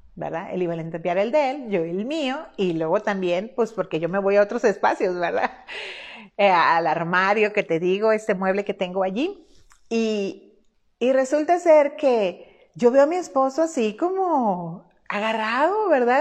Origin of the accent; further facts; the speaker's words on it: Culiacán, Sinaloa, Mexico; moved away; Yo soy mexicana de una zona del noroeste del país que se llama Sinaloa, puntualmente soy culiacanense, culichi como nos llaman generalmente a nosotros